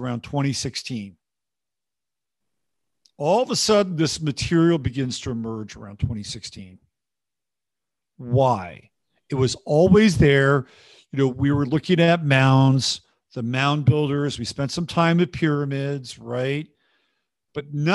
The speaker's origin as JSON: {"language": "English", "area": "Bay Area", "region": "California", "country": "United States", "tie": "born or raised there", "said": "I'm from the Bay Area in California"}